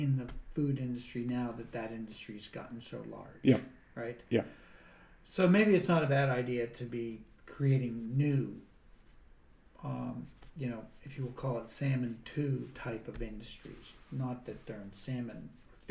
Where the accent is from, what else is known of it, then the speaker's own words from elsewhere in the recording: Pittsburgh, Pennsylvania, United States; now in Tasmania, Australia; I'm from Pittsburgh, Pennsylvania